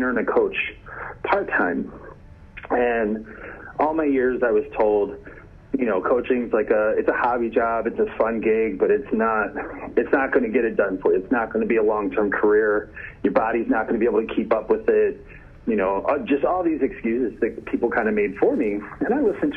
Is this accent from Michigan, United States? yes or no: no; Baltimore, Maryland, United States; moved away as an adult; now in Vernon Hills, United States; I was born in Baltimore, and I grew up around Baltimore, Maryland, and Washington, D.C.